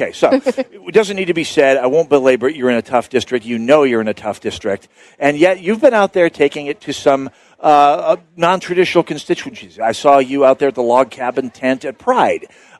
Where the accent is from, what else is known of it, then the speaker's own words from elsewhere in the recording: Saint Paul, Minnesota, United States; as a St. Paul guy